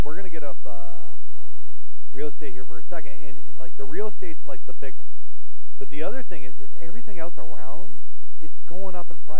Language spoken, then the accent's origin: English; Port Hope, Ontario, Canada; growing up in Port Hope